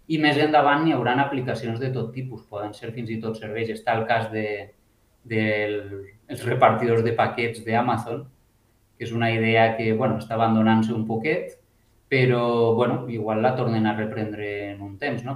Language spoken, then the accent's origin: Catalan; Alicante, Valencian Community, Spain; moved away; vinc d'Alacant